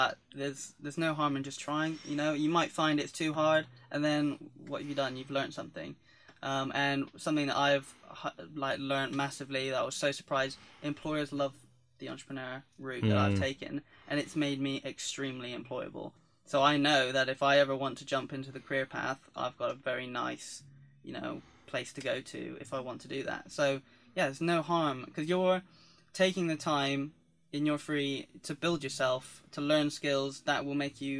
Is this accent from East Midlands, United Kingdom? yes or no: no; Devon, South West England, United Kingdom; moved away as an adult; I came from Devon